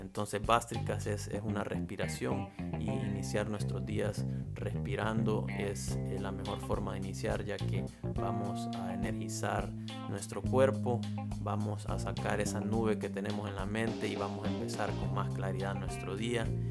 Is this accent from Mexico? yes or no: no; El Salvador; soy del Salvador